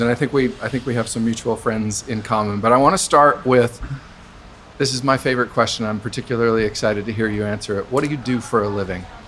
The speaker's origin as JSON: {"language": "English", "region": "Idaho", "country": "United States", "tie": "born or raised there", "said": "I grew up in Idaho"}